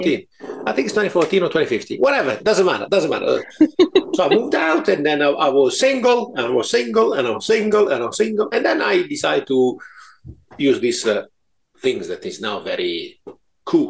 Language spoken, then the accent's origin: English; Italy; accent: Italian; moved away as an adult; now in United Kingdom; I was born in Italy 53 years ago. And then I moved to this country